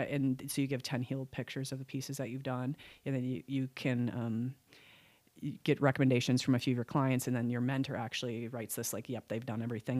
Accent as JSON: {"language": "English", "region": "Wisconsin", "country": "United States", "tie": "born or raised there", "also_born_or_lived": "Oshkosh, Wisconsin", "moved": "yes", "said": "moved back to my home state, which is Wisconsin"}